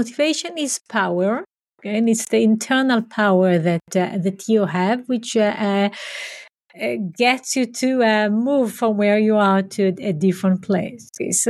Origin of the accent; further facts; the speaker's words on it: Israel; But first I grew up in Israel, in a community that is very different than where I am now. So it was a small community, a socialist community where we walked the land and had farming and animals and so on.